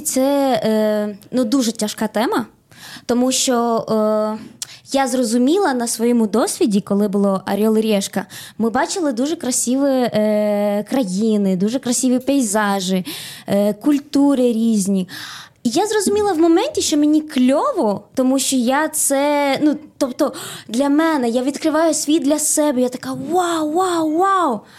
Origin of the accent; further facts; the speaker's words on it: Bolivia; now in Ukraine; ну я родилась не в Україні, я в Болівії. Я із Болівії.